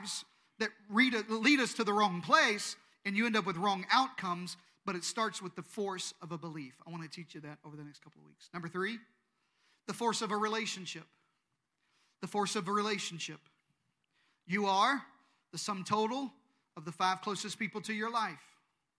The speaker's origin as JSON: {"language": "English", "region": "Eastern Arkansas", "country": "United States", "said": "I'm from Eastern Arkansas"}